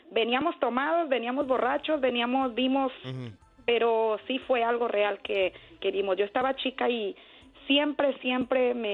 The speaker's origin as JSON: {"language": "Spanish", "town": "Atotonilco el Alto", "region": "Jalisco", "country": "Mexico", "said": "yo soy de Atotonilco, Alto Jalisco."}